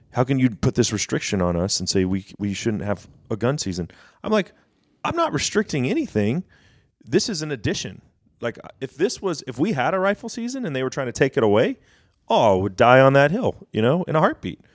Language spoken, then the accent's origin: English; Dallas, Texas, United States; moved away as an adult; now in McKinney, United States; I grew up in Dallas